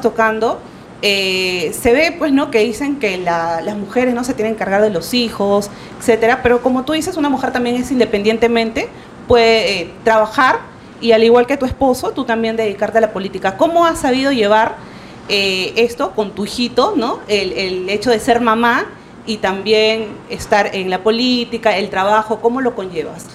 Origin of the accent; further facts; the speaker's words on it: Lima, Peru; yo eh, soy de Villa El Salvador